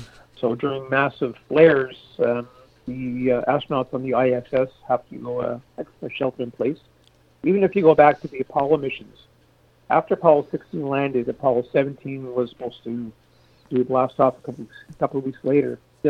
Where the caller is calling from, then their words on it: South Mountain, Ontario, Canada; Yeah, I live in South Mountain, Ontario, and that's about 30 miles south of Ottawa.